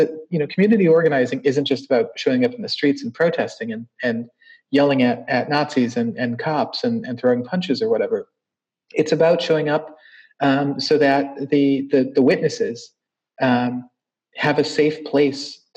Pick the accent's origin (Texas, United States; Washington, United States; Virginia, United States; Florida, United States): Virginia, United States; Charlottesville; born or raised there; moved away as an adult